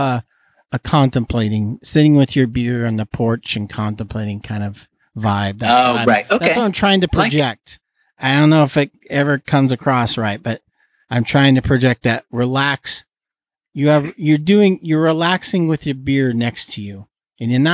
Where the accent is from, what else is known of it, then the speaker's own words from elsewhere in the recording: Fresno, California, United States; We're all from Fresno